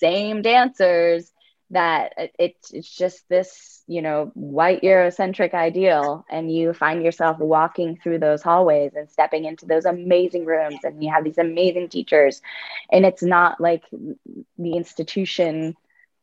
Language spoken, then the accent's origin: English; Altoona, Pennsylvania, United States; I grew up in Altoona, Pennsylvania